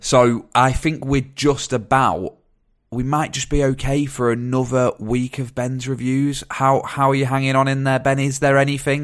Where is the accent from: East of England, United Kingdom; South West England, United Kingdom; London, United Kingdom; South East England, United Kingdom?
South West England, United Kingdom; Dorset; I'm from Dorset